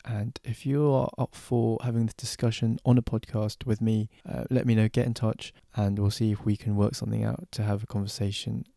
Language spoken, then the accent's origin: English; London, United Kingdom; I'm from London